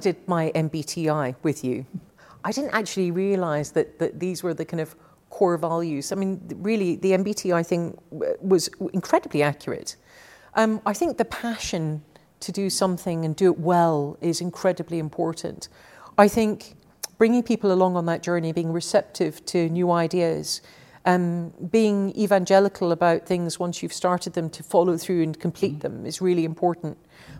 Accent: Glasgow, Scotland, United Kingdom; also born or lived in Paris, France / Edinburgh, United Kingdom / London, United Kingdom; So I grew up in Glasgow and Paris and then back to Glasgow and then Edinburgh and then London. So cities all my life.

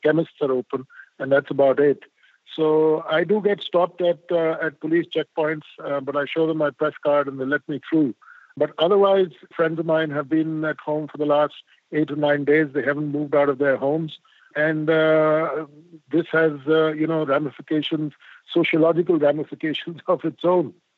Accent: India; I'm an Indian and I believe in karma

